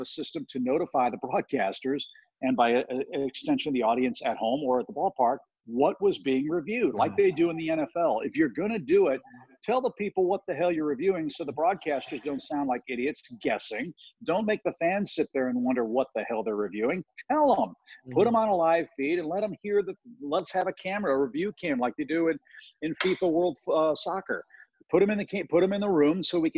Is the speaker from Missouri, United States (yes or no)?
yes; St. Louis, Missouri, United States; I grew up in St. Louis